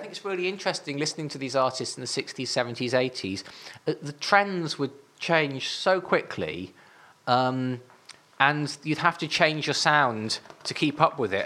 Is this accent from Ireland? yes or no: no; Northumberland, North East England, United Kingdom; I'm from Northumberland